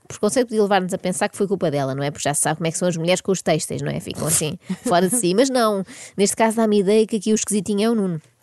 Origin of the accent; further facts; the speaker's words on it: Portugal; Eu, enquanto portuguesa